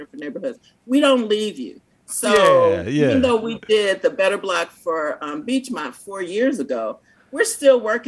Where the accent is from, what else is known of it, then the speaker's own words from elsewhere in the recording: Cleveland, Ohio, United States; moved away as an adult; now in Louisville, United States; I'm from Cleveland